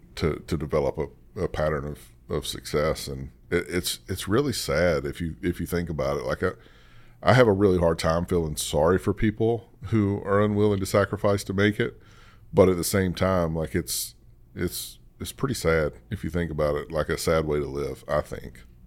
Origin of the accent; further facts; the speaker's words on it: the South, United States; I grew up in the South